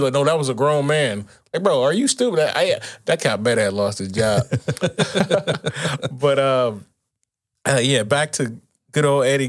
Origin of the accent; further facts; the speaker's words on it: Milwaukee, Wisconsin, United States; I'm from Milwaukee